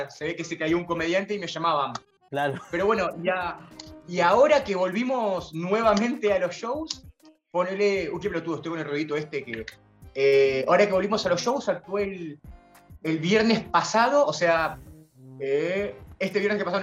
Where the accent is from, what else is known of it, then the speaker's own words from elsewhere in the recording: José C. Paz, Buenos Aires Province, Argentina; yo soy de José Cepaz